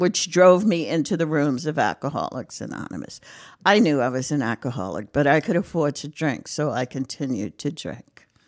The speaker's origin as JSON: {"language": "English", "town": "Brooklyn", "region": "New York", "country": "United States", "tie": "born or raised there", "also_born_or_lived": "Fogelsville, Lehigh Valley, Pennsylvania", "moved": "as an adult", "lives_now": "North Carolina, United States", "said": "I'm a Brooklyn girl. Um, born and raised in Brooklyn, lived there most of my life"}